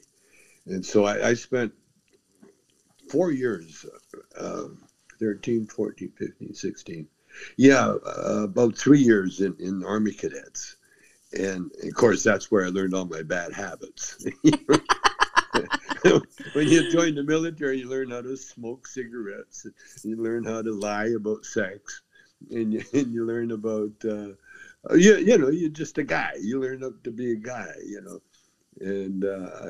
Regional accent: Calgary, Alberta, Canada; also born or lived in Edmonton; I was born in Edmonton. I was raised in Calgary

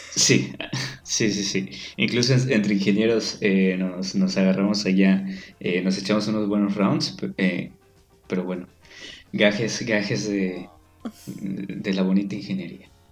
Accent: Yucatán, Mexico; como yucateco

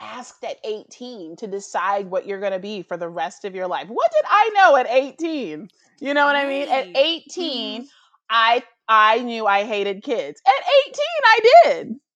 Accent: Nashville, Tennessee, United States; moved away; also born or lived in Atlanta; I'm from Nashville

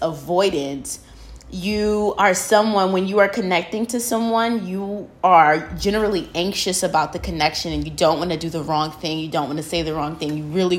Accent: New York, United States; now in Houston, United States; growing up in New York.

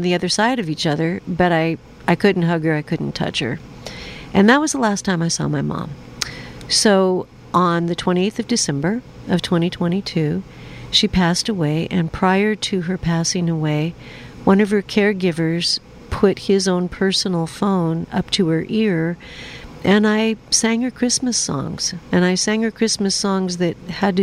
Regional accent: Seattle, Washington, United States; I'm from Seattle

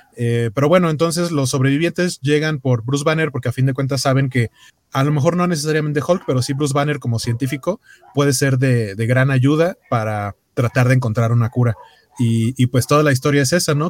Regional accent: Mexico City, Mexico; los que somos de la Ciudad de México

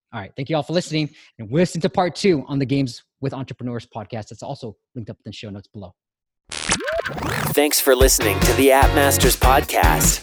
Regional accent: United States; we as Asians, Asian Americans

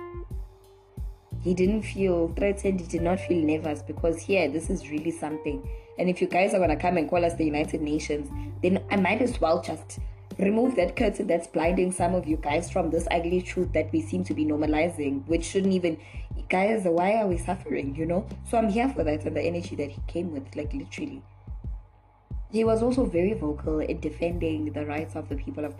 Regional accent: South Africa; as a South African

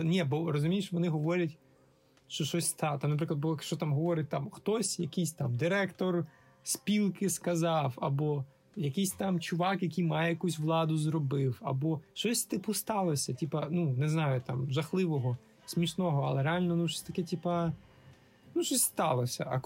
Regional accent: Vinnytsia, Vinnytsia Oblast, Ukraine; Абсолютно, я з Вінниці

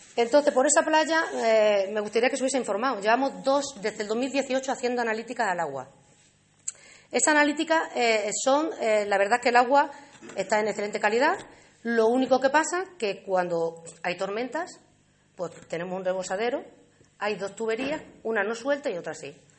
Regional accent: Alange, Extremadura, Spain; la gente de mi pueblo

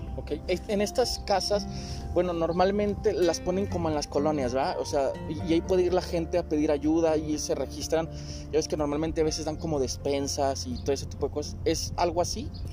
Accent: Mexico; como buenos ciudadanos, como buenos mexicanos

